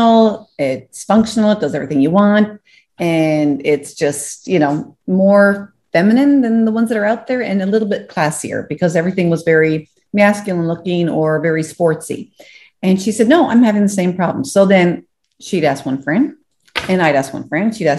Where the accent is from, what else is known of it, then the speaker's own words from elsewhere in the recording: St. John's, Newfoundland and Labrador, Canada; I'm an East Ender, born and raised here.